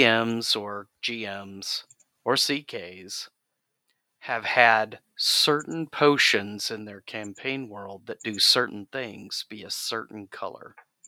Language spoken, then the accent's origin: English; Mississippi, United States; I'm from Mississippi